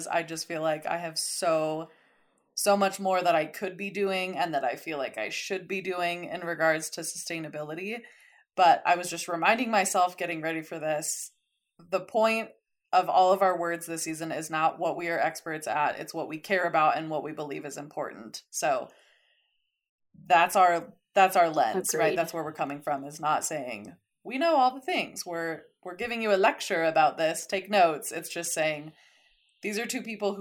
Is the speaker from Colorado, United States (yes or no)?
yes; Colorado Springs, Colorado, United States; moved away as an adult; also born or lived in San Diego; I grew up in Colorado Springs and then went to college in San Diego